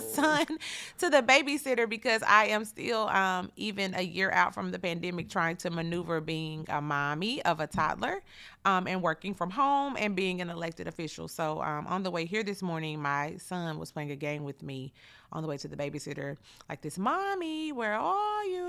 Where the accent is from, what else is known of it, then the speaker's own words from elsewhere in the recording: Chattanooga, Tennessee, United States; born and raised here in Chattanooga